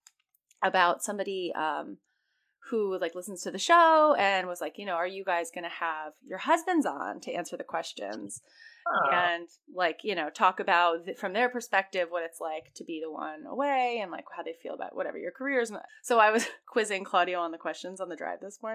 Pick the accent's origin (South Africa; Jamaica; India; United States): United States; Florida; now in New York, United States; I grew up in Florida